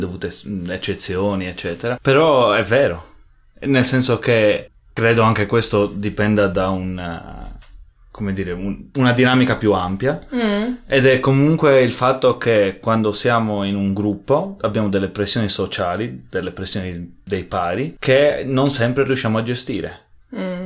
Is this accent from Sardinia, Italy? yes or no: yes; Sardinia, Italy; moved away as an adult; now in Munich, Germany; sono nato e cresciuto in Sardegna